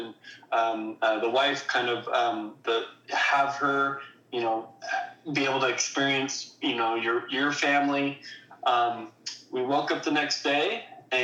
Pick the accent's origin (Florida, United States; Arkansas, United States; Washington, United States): Washington, United States; Bonney Lake; we grew up in Washington State